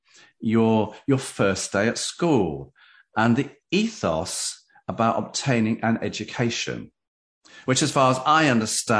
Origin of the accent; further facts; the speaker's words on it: Derby, East Midlands, United Kingdom; I'm from Derby in the United Kingdom